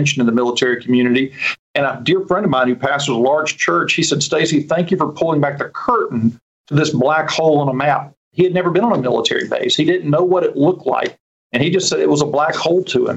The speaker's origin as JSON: {"language": "English", "town": "Laurel", "region": "Mississippi", "country": "United States", "tie": "born or raised there", "said": "my hometown of Laurel"}